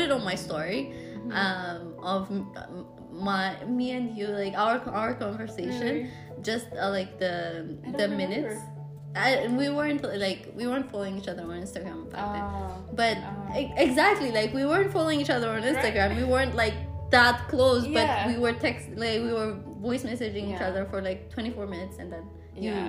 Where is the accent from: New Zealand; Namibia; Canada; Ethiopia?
Ethiopia; Addis Ababa; now in Finland; I was growing up in Addis